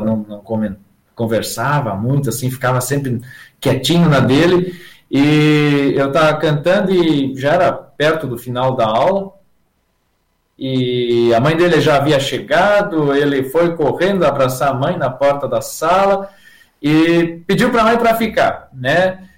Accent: Santa Rosa, Rio Grande do Sul, Brazil; moved away as an adult; now in Joaçaba, Brazil; Eu sou natural da cidade de Santa Rosa, no Rio Grande do Sul

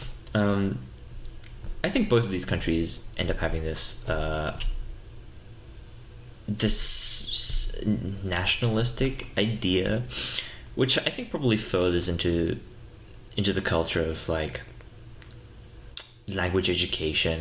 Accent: South Africa; born or raised there; first language English

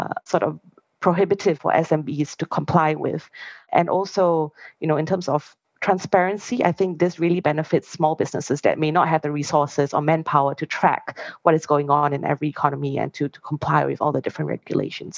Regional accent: Singapore; I'm Singaporean

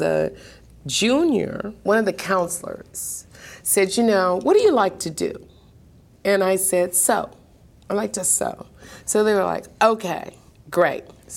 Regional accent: Seattle, Washington, United States; born in Seattle, Washington. So I grew up right here, literally.

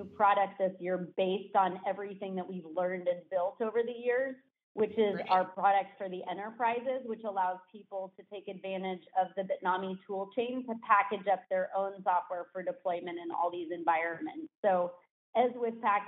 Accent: Danville, California, United States; also born or lived in Los Angeles; I am a Bay Area native. I grew up in Danville, went to school

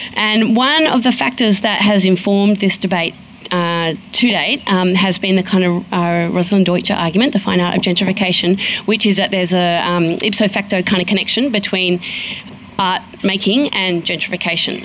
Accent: Sydney, New South Wales, Australia; I come from Sydney

